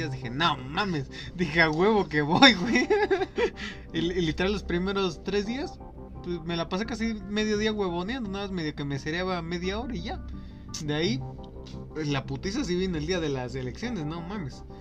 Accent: Mexico; Soy mexicano, ya no soy mexicano, qué pedo

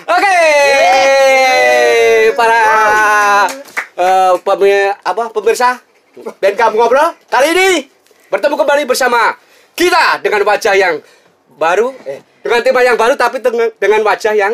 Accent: Surakarta, Central Java, Indonesia; Kebanggaan kita warga Solo khususnya ya.

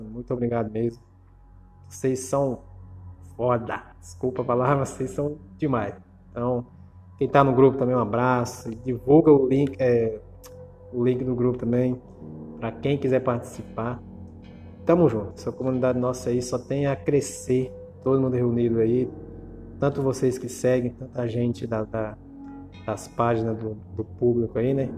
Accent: Ceará, Brazil; Eu sou cearense, nordestino

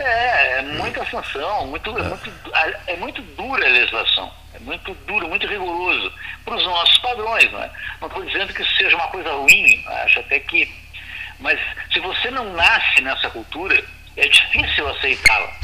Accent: Brazil; nós brasileiros

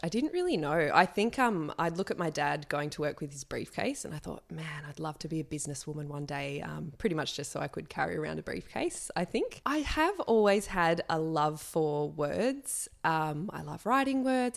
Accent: Sydney, New South Wales, Australia; I grew up in Sydney.

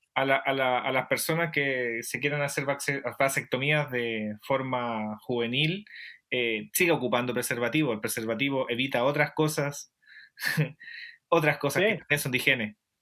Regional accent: Chile; nosotros dentro de este paradigma, eh, llamémoslo espacial chileno, eh, tenemos ciertos comportamientos que son herencias de estos dogmas cristianos heredados por nuestras familias

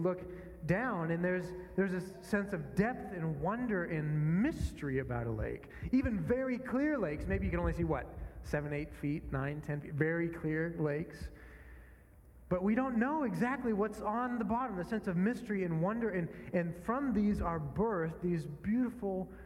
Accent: northern Minnesota, United States; moved away; I grew up in a small town in Minnesota, not quite Canada, but getting pretty close

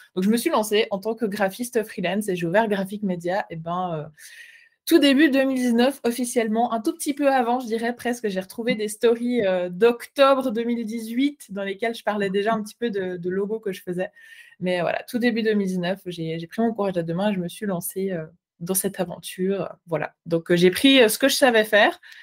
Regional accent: Switzerland; je ne suis pas belge, je suis suisse

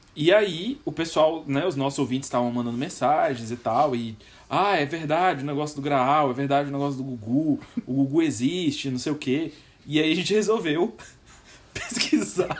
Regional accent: Goiás, Brazil; eu não cresci em Brasília, eu cresci no Goiás

